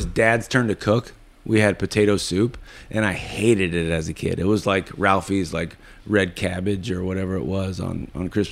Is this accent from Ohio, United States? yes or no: yes; Lima, Ohio, United States; growing up in Lima, Ohio